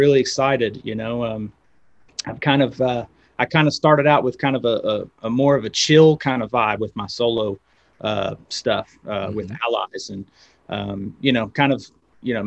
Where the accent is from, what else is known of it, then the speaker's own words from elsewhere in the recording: West Virginia, United States; moved away as an adult; also born or lived in Los Angeles, United States; now in Knoxville, United States; I moved from West Virginia, I moved to Knoxville, went to school at University of Tennessee